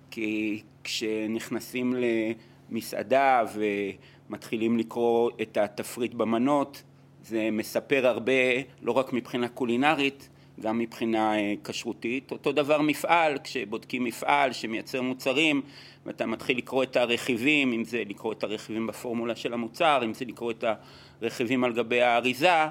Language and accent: Hebrew; Israel; moved away as an adult; also born or lived in Latin America / Italy; אני נולדתי בארץ.